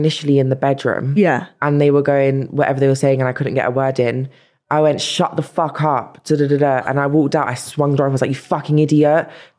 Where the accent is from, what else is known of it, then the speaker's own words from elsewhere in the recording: London, United Kingdom; She always reminded me I'm from South London.